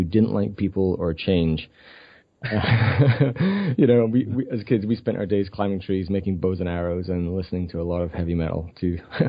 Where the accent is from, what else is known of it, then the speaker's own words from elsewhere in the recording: Scotland, United Kingdom; moved away as an adult; now in Vancouver, Canada; I grew up in a tiny village in Scotland. My accent is really diminished.